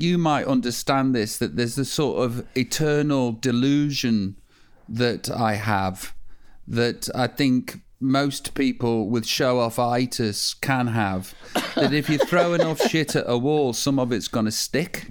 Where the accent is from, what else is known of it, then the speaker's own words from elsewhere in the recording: Stoke-on-Trent, West Midlands, United Kingdom; I'm from Stoke